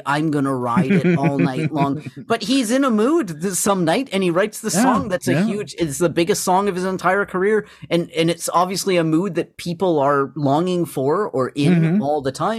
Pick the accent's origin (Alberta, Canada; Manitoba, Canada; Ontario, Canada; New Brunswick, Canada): Alberta, Canada; I heard the song a lot growing up in Alberta.